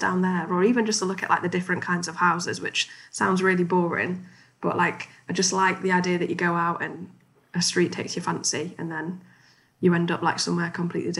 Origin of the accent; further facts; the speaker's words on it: Chesterfield, East Midlands, United Kingdom; now in Newcastle, United Kingdom; I grew up in Chesterfield, a town in Derbyshire, and that's like very Midlands